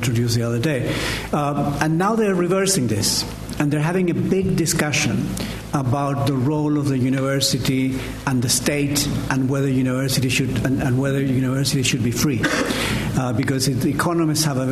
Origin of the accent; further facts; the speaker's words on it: Chile; moved away; I come from Chile